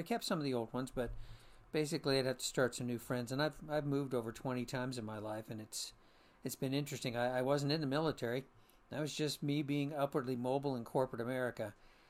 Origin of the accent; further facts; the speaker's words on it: Florida, United States; I'm a junior, actually, and I was born and raised in Florida.